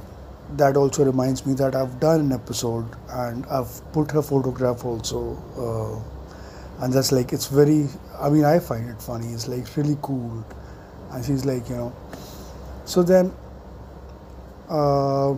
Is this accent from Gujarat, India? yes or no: no; New Delhi, Delhi, India; I grew up in South Delhi